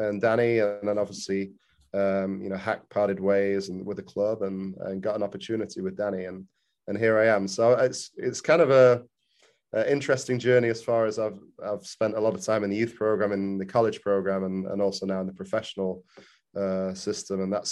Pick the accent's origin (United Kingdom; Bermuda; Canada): United Kingdom; England; moved away as an adult; now in Louisville, United States; growing up in England, played for a few academies over there, ended up at Bolton when I was U17, U18